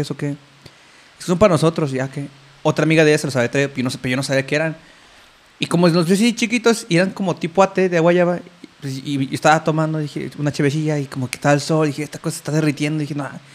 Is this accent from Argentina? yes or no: no; Mexico City, Mexico